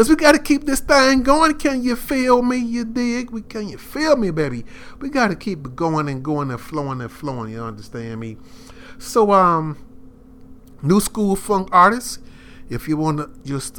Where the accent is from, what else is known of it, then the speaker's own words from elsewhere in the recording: Chicago, Illinois, United States; I'm from Chicago, the birthplace of house